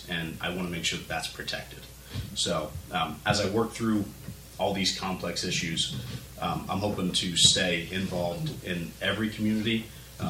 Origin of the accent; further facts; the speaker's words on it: Glenford, Ohio, United States; I grew up in Glenford